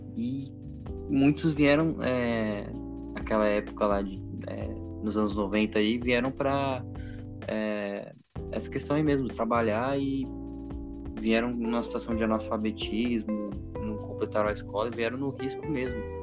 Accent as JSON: {"language": "Portuguese", "region": "São Paulo", "country": "Brazil", "said": "Eu sou paulista aqui"}